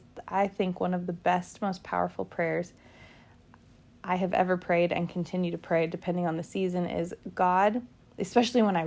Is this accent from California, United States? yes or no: yes; California, United States; moved away as an adult; also born or lived in New York; my home state and my hometown